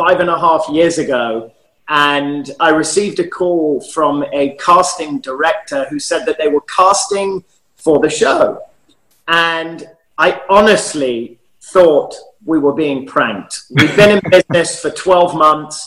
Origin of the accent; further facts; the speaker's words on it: London, United Kingdom; now in Los Angeles, United States; I'm born and raised in London